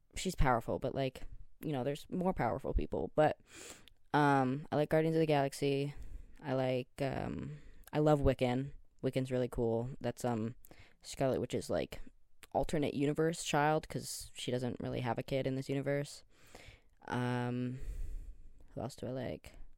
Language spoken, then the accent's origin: English; Canada; I'm Canadian